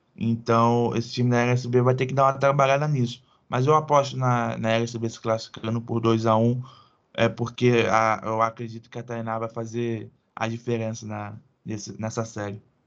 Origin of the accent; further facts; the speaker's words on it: Mesquita, Rio de Janeiro, Brazil; eu sou de Mesquita